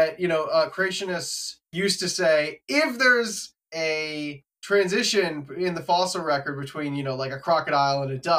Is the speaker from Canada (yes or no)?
yes; Canada; moved away as an adult; now in United States; I grew up in Canada, far away